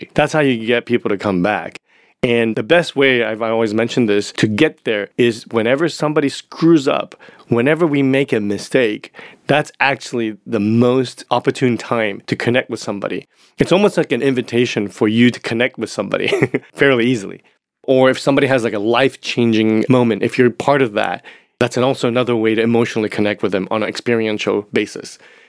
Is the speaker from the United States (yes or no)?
no; Japan; also born or lived in Hong Kong; It was culturally, growing up in Japan and Hong Kong, my father and my mother, Asian parents, typically, they're not really into verbal affection